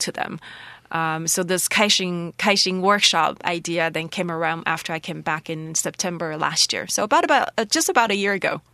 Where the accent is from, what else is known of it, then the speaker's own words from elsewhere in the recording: Taroko, Hualien County, Taiwan; also born or lived in Shanghai; in my home, in my village home, in my Taroko village